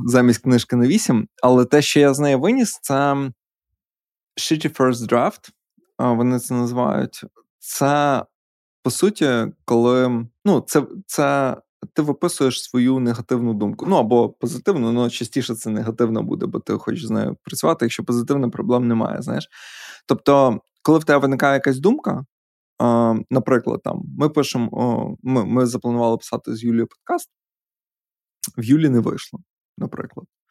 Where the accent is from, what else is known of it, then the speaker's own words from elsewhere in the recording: Podillia, Ukraine; Ми ж подоляни.